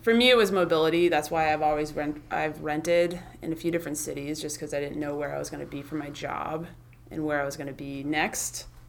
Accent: Midwest, United States; now in California, United States; I'm from the Midwest, and so when I came out to California, where everything is new

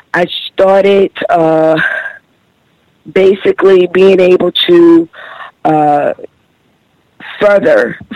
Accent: New York, United States; born or raised there; also born or lived in Camden, South Carolina

